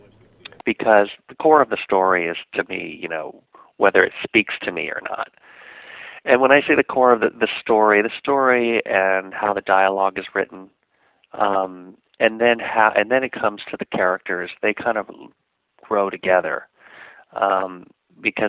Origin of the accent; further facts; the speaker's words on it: California, United States; being a native Californian, I'm not really too much of a northerner